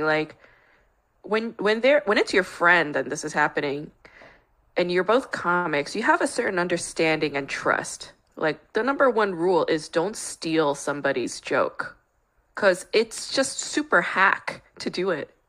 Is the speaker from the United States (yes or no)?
yes; New York, United States; now in Los Angeles, United States; I grew up in New York.